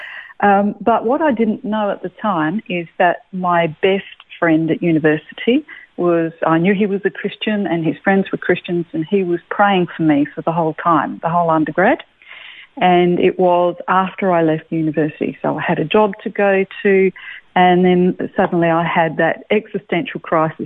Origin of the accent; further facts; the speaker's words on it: Adelaide, South Australia, Australia; moved away as an adult; now in Melbourne, Australia; I was born in Adelaide, and so country family, had country farms all over the place